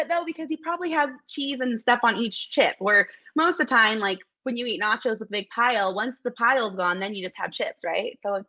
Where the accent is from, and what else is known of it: Salt Lake City, Utah, United States; born or raised there